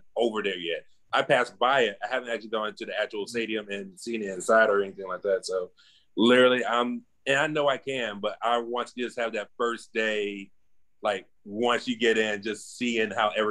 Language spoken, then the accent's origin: English; Clay-Chalkville High School, Alabama, United States; I went to Clay Chopper High School, class of 05